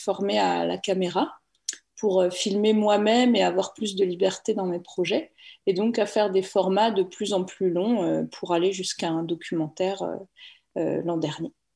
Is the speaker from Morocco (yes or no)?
no; Normandy, France; moved away; also born or lived in Paris; je viens de Normandie où j'ai grandi dans une ferme